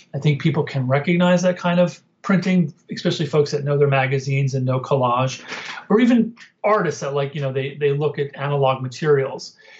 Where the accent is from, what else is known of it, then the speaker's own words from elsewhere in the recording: Northwest New Jersey, United States; I grew up in Northwest Jersey outside of Manhattan.